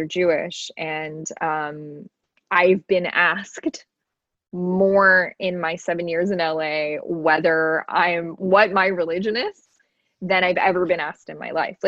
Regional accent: Toronto, Ontario, Canada; moved away as an adult; also born or lived in Iran / United States; now in Los Angeles, United States; I'm from Toronto. I'm from the cold. I'm from the winter

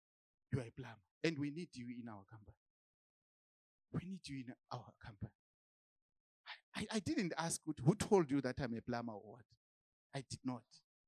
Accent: Zimbabwe; because I came from Zimbabwe, I just went to the church.

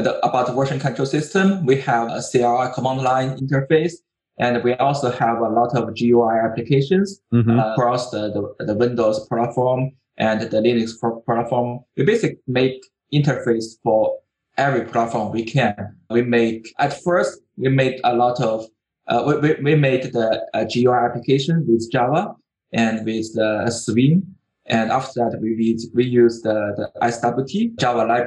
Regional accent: China; I'm from China

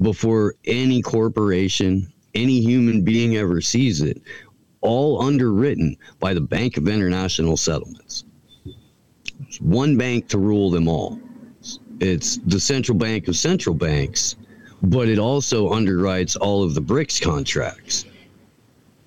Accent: Indiana, United States; I grew up on Bob and Tom in Indiana

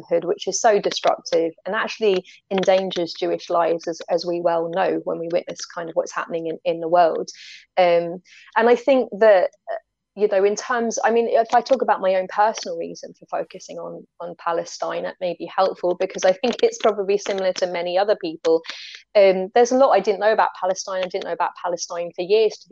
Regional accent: United Kingdom; as a European, and especially as a British European

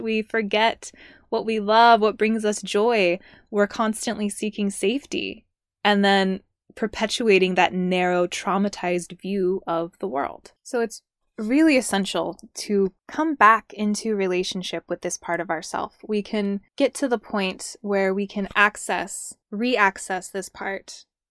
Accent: Southern California, United States; I'm from Southern California. I like born and raised there, grew up there

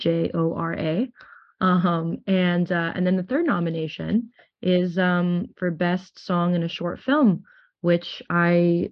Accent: Toronto, Ontario, Canada; moved away as an adult; also born or lived in United States / Nashville / Los Angeles; I'm originally from Toronto, Canada

